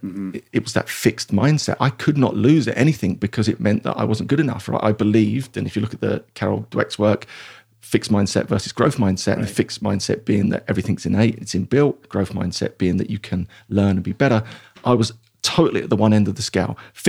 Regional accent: Dagenham, London, United Kingdom; So I grew up in East London, a place called Dagenham or Dargingham, if you want to be posh, because it's not very posh. It's very blue collar, working class, I guess humble beginnings, but I loved it there.

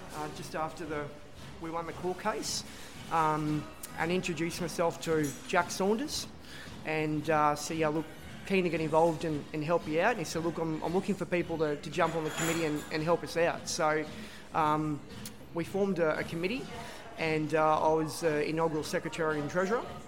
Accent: Brisbane, Queensland, Australia; also born or lived in Sydney / Wagga Wagga; born here in Sydney, but lived pretty much most of my life in, in Brisbane

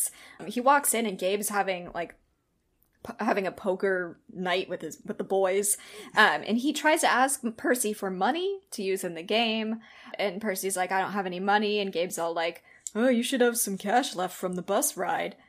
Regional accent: Seattle, Washington, United States; I'm from Seattle

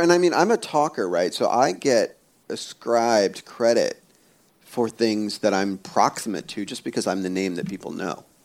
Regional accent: Pennsylvania, United States; I was born in Pennsylvania, but as a kid, we would go back to India to like where my folks were from

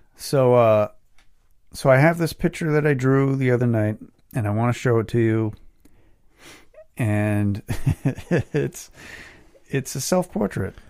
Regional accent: Westport, Massachusetts, United States; my hometown of Westport, Mass

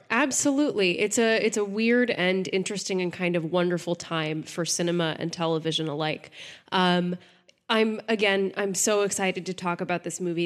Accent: Texas, United States; I'm from Texas

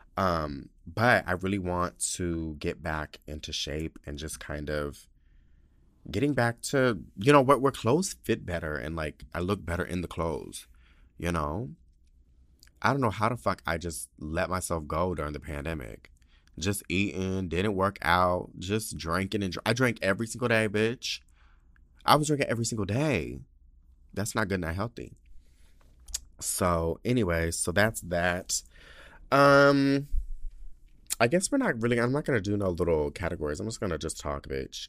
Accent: San Diego, California, United States; moved away as an adult; my hometown

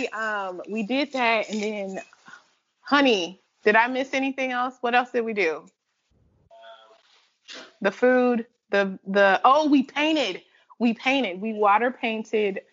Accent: Chicago, Illinois, United States; born or raised there; now in Georgia, United States

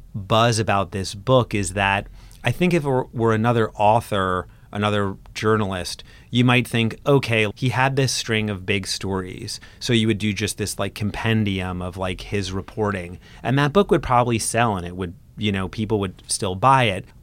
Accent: Brooklyn, New York, United States; Brooklyn, growing up in Brooklyn all the time.

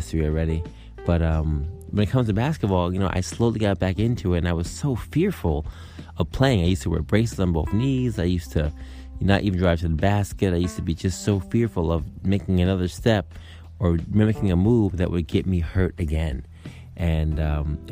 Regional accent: New York, United States; I'm a New Yorker

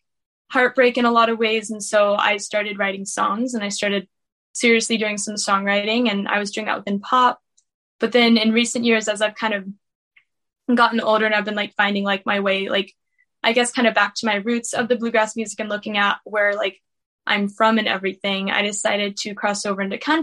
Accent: Beckley, West Virginia, United States; I was born and raised in Beckley, West Virginia

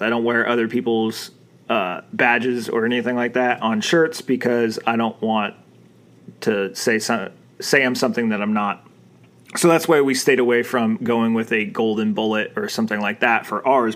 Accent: Arizona, United States; I'm from Arizona

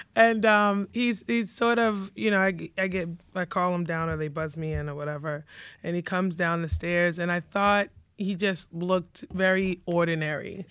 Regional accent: New York City, New York, United States; also born or lived in Bronx; now in Savannah, United States; I was born in the Bronx. And, um, pretty much raised in Queens, lived in Savannah for a short period of time

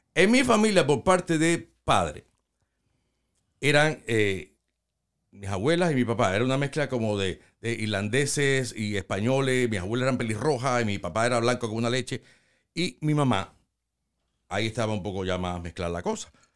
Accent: Cuba; also born or lived in Los Angeles, California; now in United States; Mi mamá es blanca, pero blanca de mi país

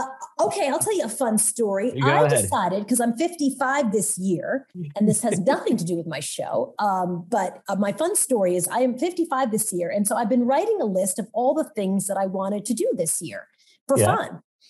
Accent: Long Island, New York, United States; I grew up in Long Island, so I don't know where I got this voice.

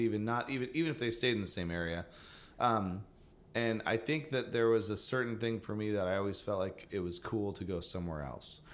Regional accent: Battle Ground, Washington, United States; now in Seattle, United States; I will never move back to Battleground, Washington, where I grew up

